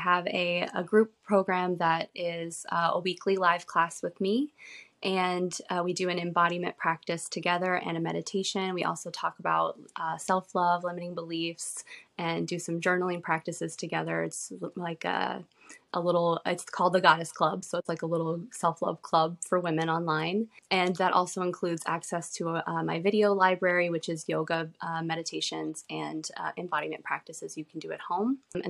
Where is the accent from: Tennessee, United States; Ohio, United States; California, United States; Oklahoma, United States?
Tennessee, United States; now in Michigan, United States; So I am from Tennessee originally. Went to nursing school here, and then I moved to Michigan to be a nurse after nursing school.